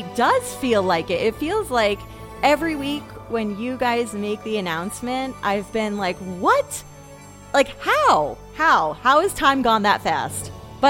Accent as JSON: {"language": "English", "region": "New York", "country": "United States", "said": "I'm from New York"}